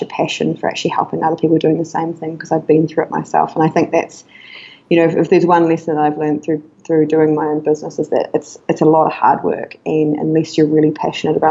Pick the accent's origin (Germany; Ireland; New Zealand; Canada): New Zealand; moved away as an adult; now in Chiang Mai, Thailand; so I'm from New Zealand